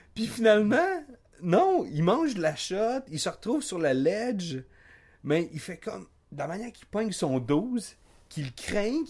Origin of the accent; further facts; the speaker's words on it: Quebec, Canada; moi, moi, je suis un Québécois du Québec